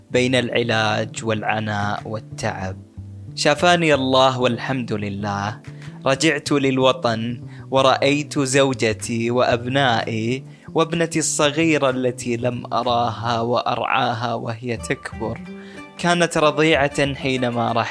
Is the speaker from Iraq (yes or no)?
no; Bahrain; now in Jordan; فضحكت وقلت لا انا من البحرين فاستغرب وقال لي ليش تعمل في هالعمل وأنت من البحرين